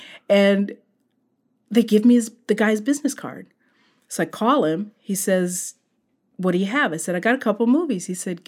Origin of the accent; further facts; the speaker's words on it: Sacramento, California, United States; No, I grew up in Northern California.